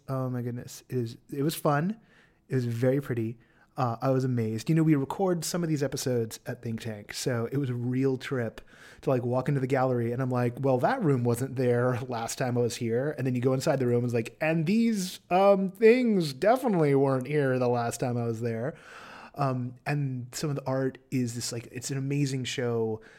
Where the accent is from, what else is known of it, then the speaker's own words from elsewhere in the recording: Los Angeles, California, United States; let's hit up my hometown.